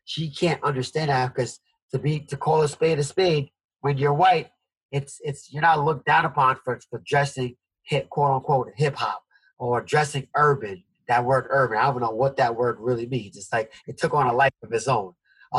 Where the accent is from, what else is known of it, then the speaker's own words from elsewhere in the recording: Jamaica; born there; I didn't travel anywhere besides Jamaica, which I was born in Jamaica, so my family was there.